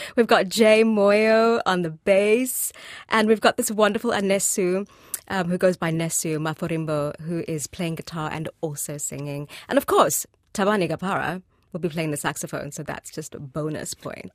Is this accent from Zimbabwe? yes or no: yes; Zimbabwe; moved away as an adult; now in New Zealand; I'm from Zimbabwe